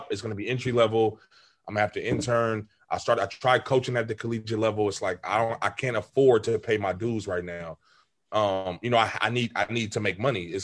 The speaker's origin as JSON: {"language": "English", "region": "California", "country": "United States", "said": "we would tell teams like, \"Oh yeah, we're from California.\""}